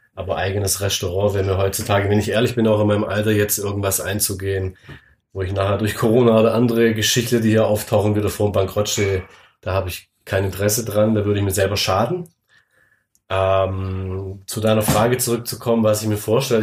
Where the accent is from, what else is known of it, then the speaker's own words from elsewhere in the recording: Swabia, Germany; Ich bin selber Schwabe